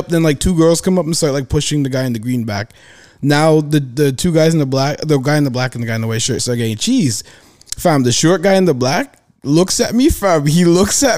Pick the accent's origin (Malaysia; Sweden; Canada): Canada; Toronto, Ontario; I'm from Toronto.